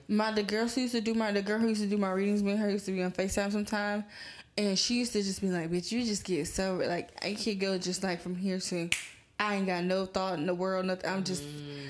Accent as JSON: {"language": "English", "town": "Atlanta", "region": "Georgia", "country": "United States", "said": "I'm from Atlanta"}